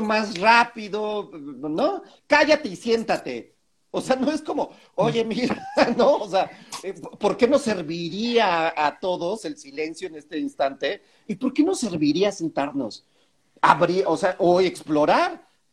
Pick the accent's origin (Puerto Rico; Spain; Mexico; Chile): Mexico; aquí en México